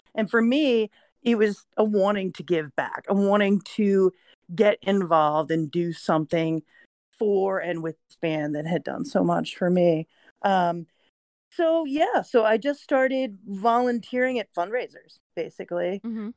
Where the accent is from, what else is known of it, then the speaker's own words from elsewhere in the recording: Vermont, United States; I'm a college student. I'm from Vermont